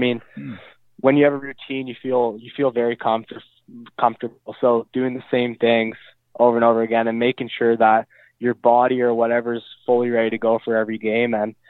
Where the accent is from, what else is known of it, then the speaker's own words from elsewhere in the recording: North Vancouver, British Columbia, Canada; I'm actually born and raised in North Vancouver, British Columbia.